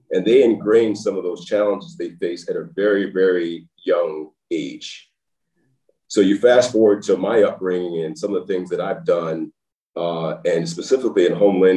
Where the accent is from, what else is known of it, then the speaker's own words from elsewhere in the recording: Nashville, Tennessee, United States; born there; I was born in Nashville, Tennessee, by the way.